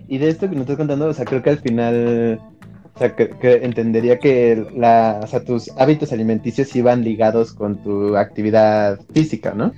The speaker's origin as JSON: {"language": "Spanish", "country": "Mexico", "said": "como mexicanos"}